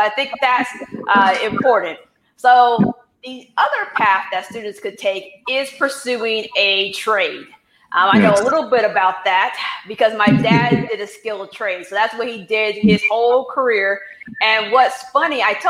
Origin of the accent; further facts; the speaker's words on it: Indiana, United States; I was born in Indiana, where I was like, I'm leaving this state, and I was going to leave